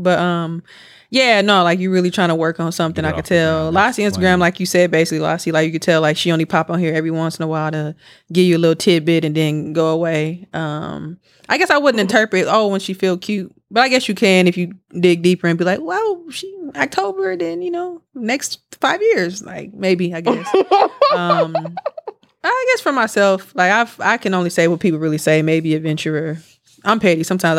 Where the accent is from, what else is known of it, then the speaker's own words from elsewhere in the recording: Milwaukee, Wisconsin, United States; moved away; I'm from Milwaukee.